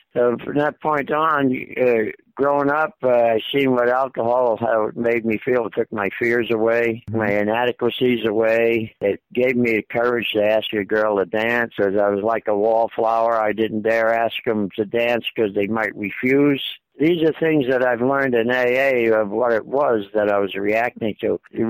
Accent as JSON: {"language": "English", "town": "New York City", "region": "New York", "country": "United States", "tie": "born there", "said": "I was born in the Bronx, New York City."}